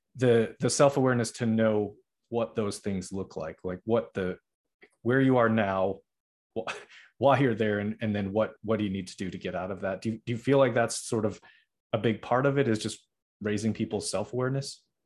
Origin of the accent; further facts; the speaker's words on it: Middleborough, Massachusetts, United States; also born or lived in Norwood, Massachusetts; I was born in Norwood, which is like close-ish to Boston, I guess, but I mainly grew up in Middleborough